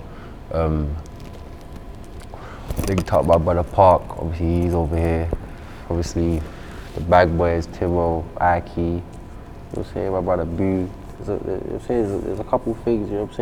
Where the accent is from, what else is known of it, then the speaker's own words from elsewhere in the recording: London, United Kingdom; I'm from South, innit? So I'm from Catford. I'm from Southeast, innit?